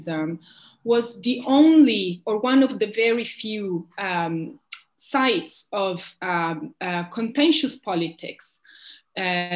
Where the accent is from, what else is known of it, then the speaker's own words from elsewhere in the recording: Italy; the reformism I grew up with in Italy